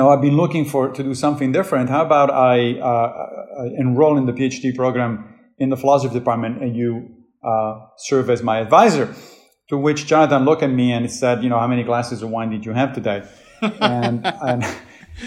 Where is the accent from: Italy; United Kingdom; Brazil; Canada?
Italy; Rome, Lazio; moved away as an adult; now in New York, United States; I grew up Catholic in Rome